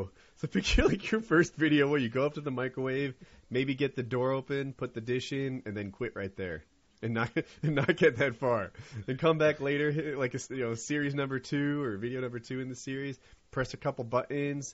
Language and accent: English; North Carolina, United States; also born or lived in New Jersey; I'm from North Carolina